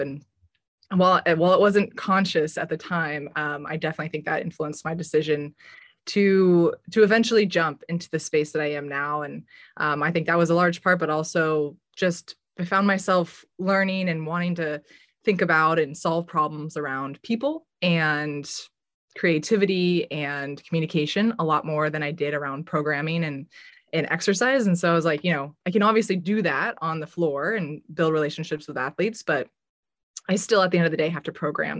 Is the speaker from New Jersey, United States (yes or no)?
no; Bay Area, Silicon Valley, California, United States; growing up in the Bay Area and in Silicon Valley in particular